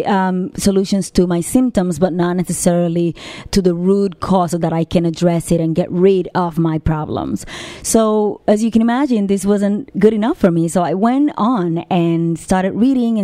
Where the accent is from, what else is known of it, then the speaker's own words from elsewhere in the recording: Puerto Rico; moved away as an adult; also born or lived in New York; I was born and raised in Puerto Rico